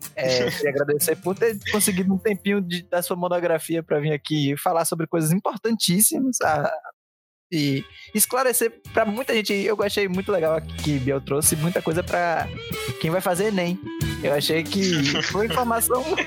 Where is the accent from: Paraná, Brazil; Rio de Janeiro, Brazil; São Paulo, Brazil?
São Paulo, Brazil; Santos; sou das ruas, sou de Santos